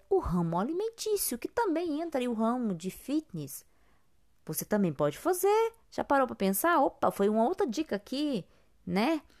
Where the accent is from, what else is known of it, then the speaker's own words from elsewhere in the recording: Brazil; somos brasileiros